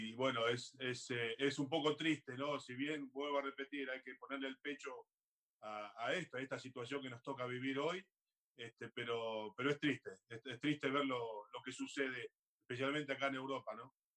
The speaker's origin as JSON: {"language": "Spanish", "country": "Argentina", "also_born_or_lived": "Australia", "moved": "as an adult", "lives_now": "Paris, France", "said": "yo soy, tengo raíces, soy argentino"}